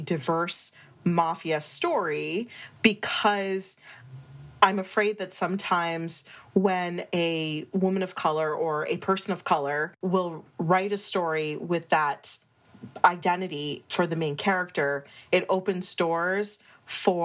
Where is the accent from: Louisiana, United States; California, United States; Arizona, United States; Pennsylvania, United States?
Pennsylvania, United States; Scranton; I grew up in Scranton, Pennsylvania